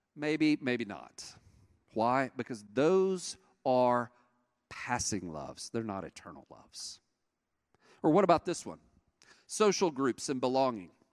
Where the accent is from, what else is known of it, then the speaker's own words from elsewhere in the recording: East Tennessee, United States; I'm from East Tennessee, and in East Tennessee, uh, in the mountains over there, that's where all of my people are from